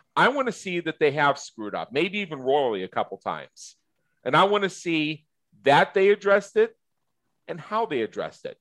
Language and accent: English; United States; I'm American. I'm in the United States of America.